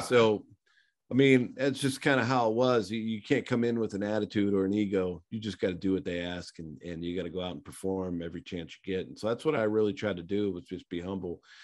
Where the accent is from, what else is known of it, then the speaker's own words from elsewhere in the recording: small town outside of Pittsburgh, Pennsylvania, United States; moved away as an adult; also born or lived in Tulsa, Oklahoma; I came from a small town outside of Pittsburgh, Pennsylvania